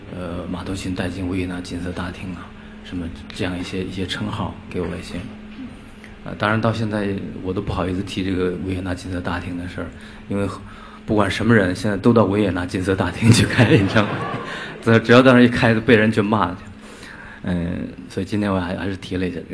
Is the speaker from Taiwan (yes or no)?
no; Inner Mongolia grasslands, China; 我从小就是来自于一个边缘地区。 内蒙古草原